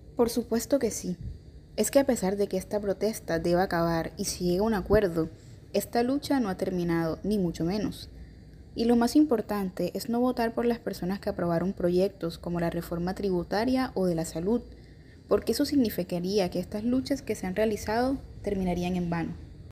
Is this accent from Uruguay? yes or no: no; Colombia